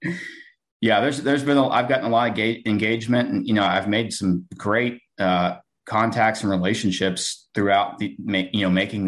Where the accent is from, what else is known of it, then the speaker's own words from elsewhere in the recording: Georgia area, South Carolina, United States; I'm from South Carolina, Georgia area